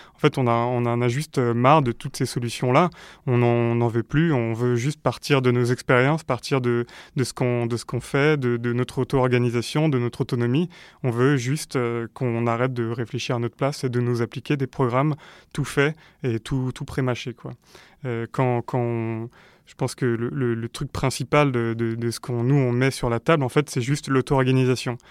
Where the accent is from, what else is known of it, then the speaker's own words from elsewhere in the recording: France; en tant que Français